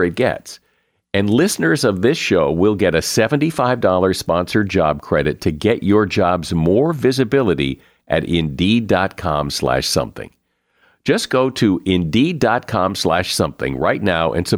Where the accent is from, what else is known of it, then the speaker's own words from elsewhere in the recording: United States; I'm American